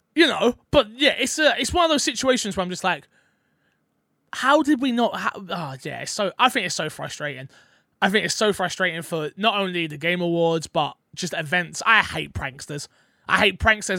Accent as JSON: {"language": "English", "region": "London", "country": "United Kingdom", "said": "I'm from London"}